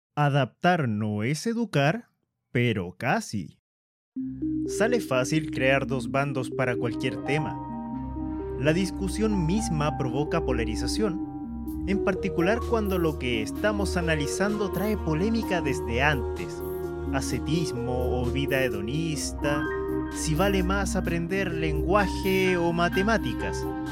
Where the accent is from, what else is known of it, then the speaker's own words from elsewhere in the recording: Chile; Soy chileno